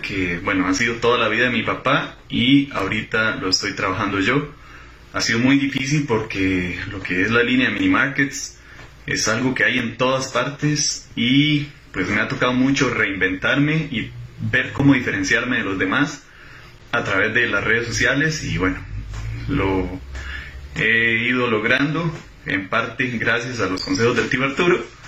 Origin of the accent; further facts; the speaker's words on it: Costa Rica; soy de Costa Rica